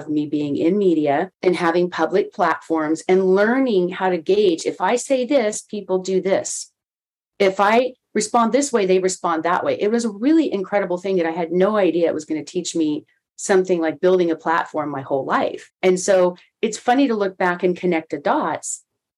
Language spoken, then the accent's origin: English; Texas, United States; at a radio station in my hometown in Texas where I grew up